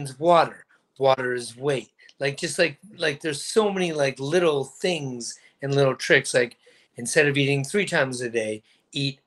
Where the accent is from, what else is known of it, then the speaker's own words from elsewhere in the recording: Orangeville, Ontario, Canada; moved away; I'm moving back to Orangeville